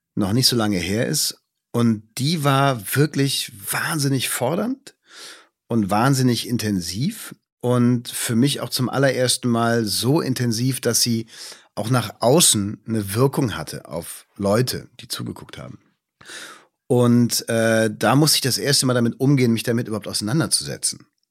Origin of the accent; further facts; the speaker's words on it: Düsseldorf, North Rhine-Westphalia, Germany; now in Potsdam, Germany; Meine Heimat ist immer Düsseldorf